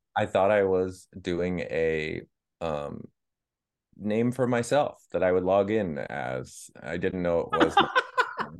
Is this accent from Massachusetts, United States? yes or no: yes; Boston, Massachusetts, United States; I said, "Boston."